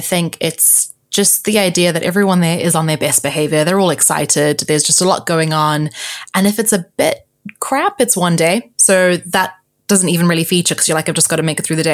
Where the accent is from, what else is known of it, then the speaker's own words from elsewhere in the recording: South Africa; now in London, United Kingdom; I am South African, Portuguese, living in London